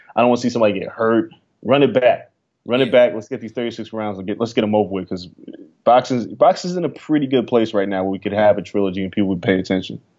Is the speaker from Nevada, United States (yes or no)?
yes; Las Vegas, Nevada, United States; moved away; growing up in Vegas